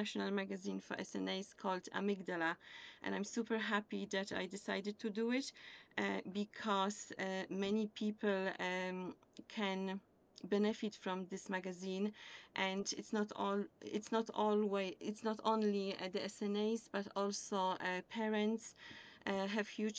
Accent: Poland; English is a second language; moved away as an adult; now in County Limerick, Ireland; I have also a teaching background from Poland because I come from Poland and I was teaching German over there.

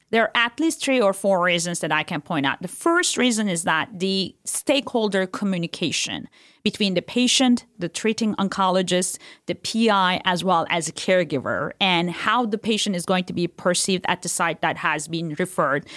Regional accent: Turkey; moved away; I was born and raised in Turkey

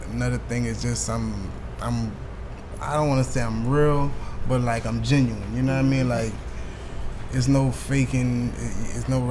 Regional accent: Carencro, Louisiana, United States; I'm from Carroll Crow, Louisiana

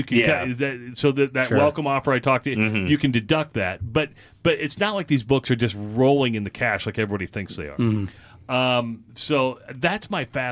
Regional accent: Minden, Iowa, United States; moved away as an adult; also born or lived in Des Moines, Iowa; now in Omaha, United States; I grew up in Iowa. I'm a small farm kid out of Minden, Iowa

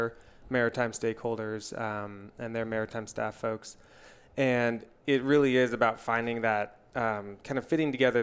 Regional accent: East Bay, Bay Area, California, United States; I grew up here in the Bay Area, in the suburbs of the East Bay

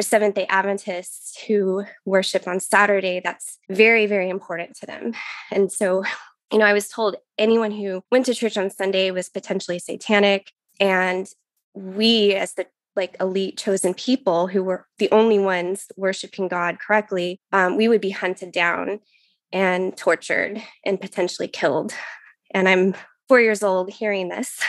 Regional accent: Texas, United States; moved away as an adult; now in Pacific Northwest, United States; I was born in Texas and grew up there, and that's where I got married and my, met my husband

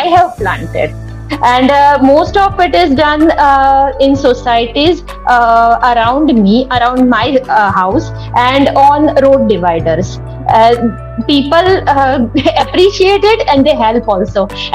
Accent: Vadodara, Gujarat, India; from Vadodara, Gujarat.

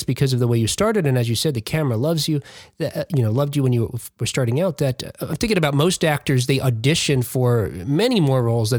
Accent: Jersey City, New Jersey, United States; I'm from New Jersey originally. I grew up in Jersey City, New Jersey. So just on the opposite side of the Hudson there from Manhattan.

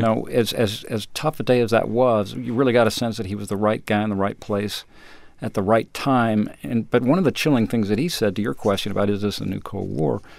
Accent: Colorado, United States; moved away as an adult; also born or lived in Austin, Texas; I grew up in Colorado

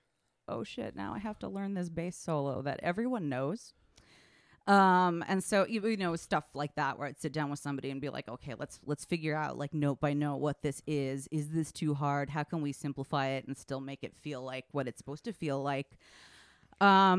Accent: San Francisco, California, United States; moved away as an adult; also born or lived in Washington, D.C. / Hudson Valley, New York; now in Cambridge, United States; I grew up in San Francisco

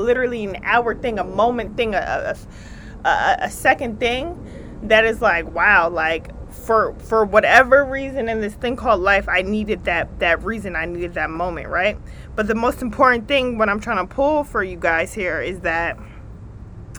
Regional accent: New Jersey, United States; accent: East Coast; I am from the East Coast. I'm from Jersey, but I'm up in New York for a few.

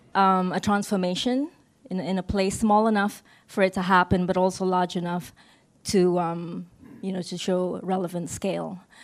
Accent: Sabah, Malaysia; from Sabah, which is the northernmost state um, on the island of Borneo

